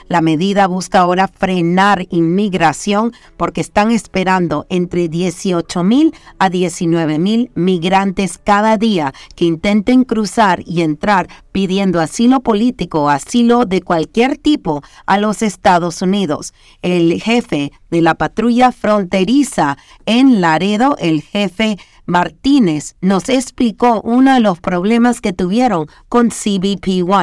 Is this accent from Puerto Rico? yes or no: no; Panama; yo soy panameña